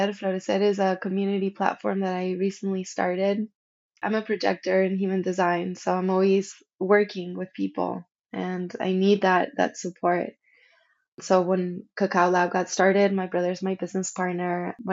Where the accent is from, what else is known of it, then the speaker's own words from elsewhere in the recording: Argentina; moved away; when I came from Argentina, it was very difficult for me to honor my ancestry and my roots. I completely shut down my communication with Argentina.